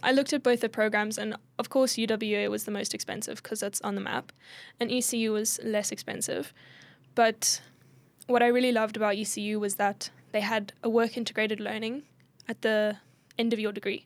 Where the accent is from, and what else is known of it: South Africa; also born or lived in Perth, Australia